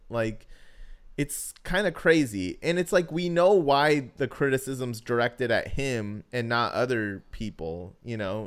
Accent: the West, West Coast, United States; I'm from the West

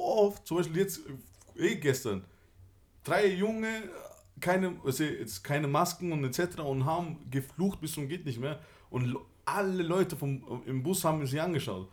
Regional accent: Austria; ich bin halt hier geboren und ähm, ich bin halt ursprünglich aus Kosovo

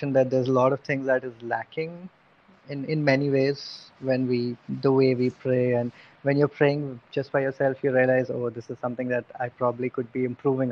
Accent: Bihar, India; moved away; also born or lived in Cardiff; because I'm from Bihar, so chana is an integral part of our iftar

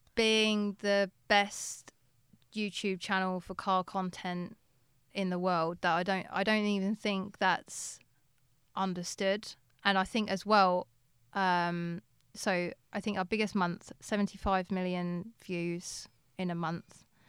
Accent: England, United Kingdom; being English

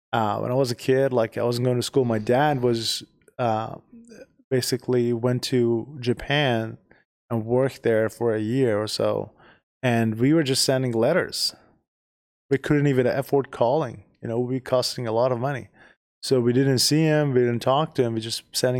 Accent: Iran; moved away as an adult; now in United States; We are originally from Iran.

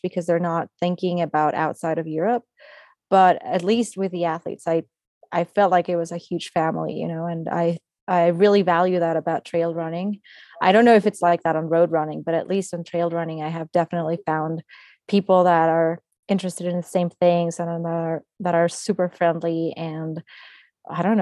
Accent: Mexico; my hometown, which is also in the mountains

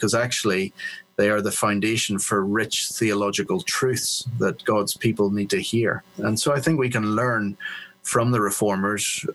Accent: Belfast, Northern Ireland, United Kingdom; moved away as an adult; also born or lived in England / Africa / South Africa / Sydney, Australia; now in Philadelphia, United States; Then from 7, went back to live in Belfast, where I was educated.

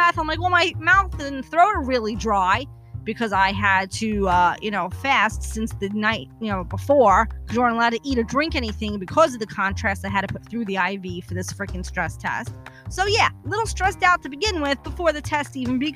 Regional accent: New York City, New York, United States; moved away; also born or lived in New Jersey; I am originally from Brooklyn

